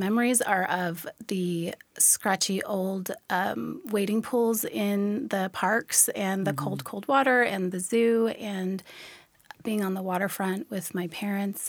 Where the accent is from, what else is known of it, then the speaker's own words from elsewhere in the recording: Olympia, Washington, United States; also born or lived in Tacoma, Washington; I'm originally from Tacoma here. I grew up in the Olympia area and then moved back here in 2008 after college